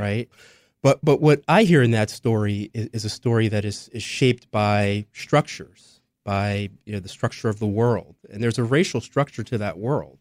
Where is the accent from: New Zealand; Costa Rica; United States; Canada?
United States; Philadelphia, Pennsylvania; West Philadelphia, my parents' household